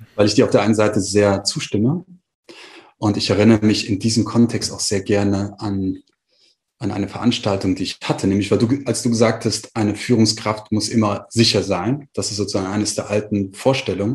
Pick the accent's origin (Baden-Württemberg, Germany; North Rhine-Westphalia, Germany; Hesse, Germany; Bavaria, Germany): Hesse, Germany; Frankfurt; also born or lived in Marburg; ich gehe zurück nach Frankfurt, wo ich hergekommen bin oder wo ich herkomme und wo ich gelebt habe in dem Moment